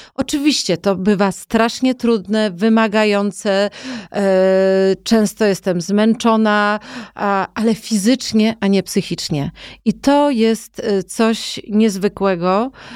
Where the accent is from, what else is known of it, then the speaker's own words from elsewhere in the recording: Poland; also born or lived in Warsaw; ja wychowywałam się na wsi